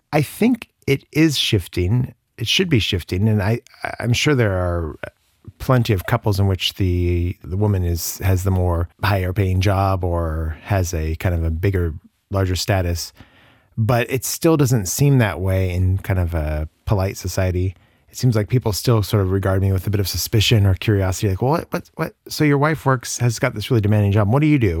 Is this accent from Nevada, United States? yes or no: no; Colorado, United States; moved away as an adult; also born or lived in New Orleans / Barcelona; now in Luxembourg; I'm originally from Colorado, and I lived there until I was, uh, well, through university